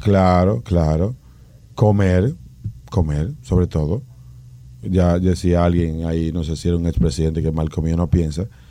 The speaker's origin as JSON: {"language": "Spanish", "country": "Dominican Republic", "said": "nosotros como dominicanos"}